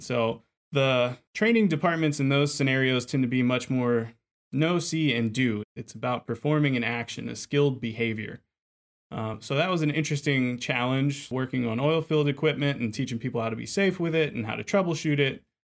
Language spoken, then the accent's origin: English; Lafayette, Louisiana, United States; accent: Cajun; I'm from Lafayette, Louisiana, so the heart of Cajun country